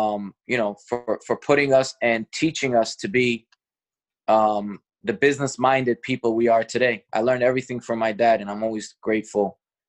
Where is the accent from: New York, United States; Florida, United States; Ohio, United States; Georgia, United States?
New York, United States; Bronx; I'll never forget where I came from. I came from Fordham Road, from the Bronx, from the hood